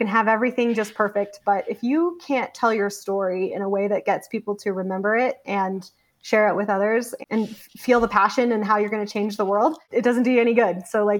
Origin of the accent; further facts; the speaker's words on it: Denver, Colorado, United States; moved away as an adult; now in Cheyenne, United States; I grew up in the Denver area. So big city, basically suburbs of Denver. Went to high school there and grew up there.